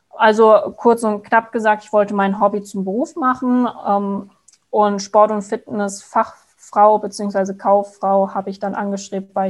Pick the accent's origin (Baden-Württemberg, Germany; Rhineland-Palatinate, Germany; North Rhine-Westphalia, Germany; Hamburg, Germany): Rhineland-Palatinate, Germany; Frankenthal; ja, ich bin jetzt 23, ich komme aus Frankenthal und habe die Ausbildung damals mit 19 begonnen.